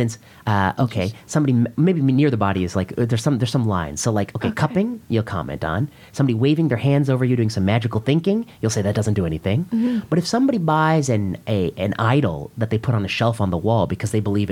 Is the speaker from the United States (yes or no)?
no; India; I'm Indian